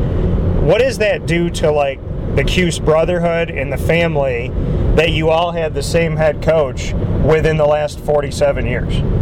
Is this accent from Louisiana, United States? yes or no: no; Syracuse, New York, United States; I say this as someone who's born and raised in Syracuse